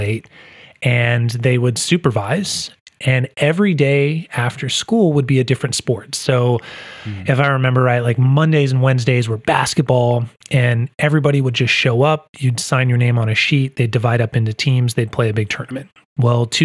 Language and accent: English; San Diego, California, United States; also born or lived in Germany; I'm born and raised in San Diego, sunny San Diego, California.